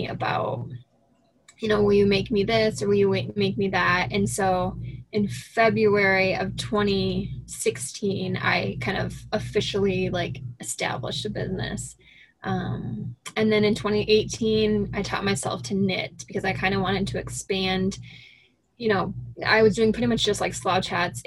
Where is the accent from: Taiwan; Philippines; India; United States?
United States; Sioux City, Iowa; I grew up in Sioux City in Northwest Iowa, and I stayed there, went to high school, graduated from college there